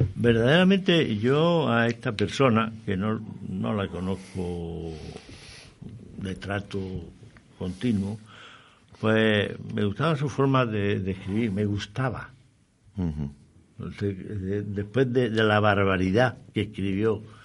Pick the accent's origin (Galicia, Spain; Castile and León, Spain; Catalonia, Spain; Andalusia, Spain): Andalusia, Spain; como andaluz, como malagueño, eh, como granadino, soy orgulloso